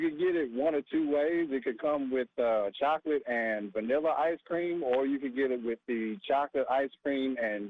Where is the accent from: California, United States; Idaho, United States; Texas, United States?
Texas, United States; Houston; moved away as an adult; now in Durham, United States; I'm a transfer from Houston. I've been in Durham for about 7 years now, but growing up in Houston